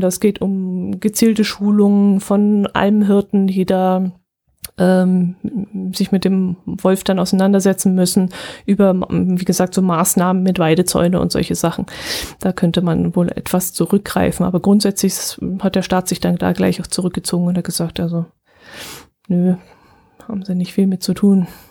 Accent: Bavaria, Germany; also born or lived in Wertach area; bei uns in Bayern

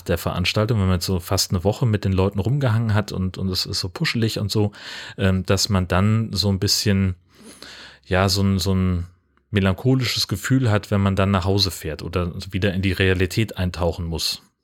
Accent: Hesse, Germany; ich bin ja in Hessen aufgewachsen.

